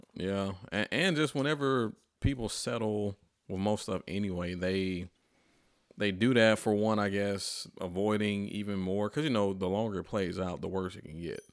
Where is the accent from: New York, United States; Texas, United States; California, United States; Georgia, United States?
Georgia, United States; Atlanta; moved away as an adult; also born or lived in Fort Collins, Colorado; now in Nashville, United States; I'm from Atlanta